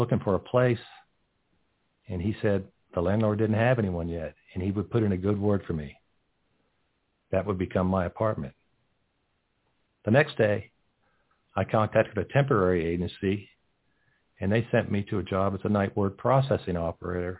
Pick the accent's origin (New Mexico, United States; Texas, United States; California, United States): Texas, United States; moved away as an adult; also born or lived in New York; Growing up in Texas, we always help people with their cars